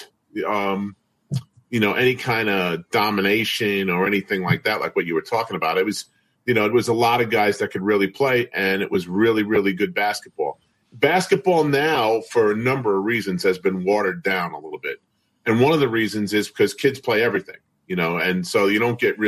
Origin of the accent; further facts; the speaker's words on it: Brentwood, New York, United States; I'm from Brentwood. I went to Brentwood High School, played there